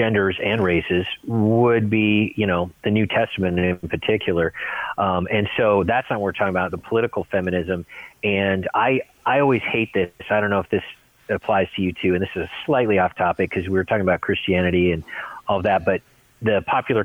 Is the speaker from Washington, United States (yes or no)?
yes; Seattle, Washington, United States; I'm from the Pacific Northwest, Seattle area